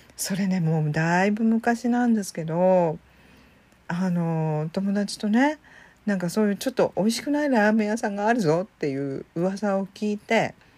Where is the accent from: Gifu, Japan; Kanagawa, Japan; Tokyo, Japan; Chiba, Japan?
Chiba, Japan; 私ね地元が千葉千葉県出身なんですけど